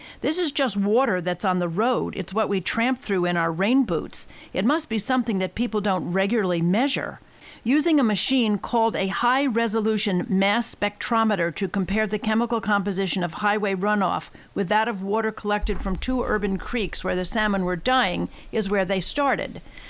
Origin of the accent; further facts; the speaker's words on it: Georgia, United States; here in my home state of Georgia